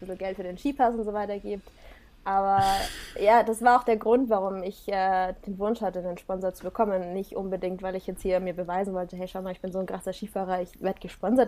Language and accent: German; Black Forest, Baden-Württemberg, Germany; also born or lived in Singapore; ich bin im Schwarzwald aufgewachsen